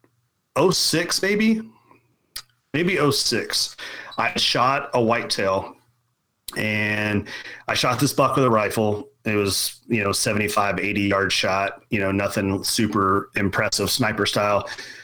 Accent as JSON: {"language": "English", "region": "Central Kentucky", "country": "United States", "tie": "born or raised there", "said": "I grew up in Central Kentucky, very much farming"}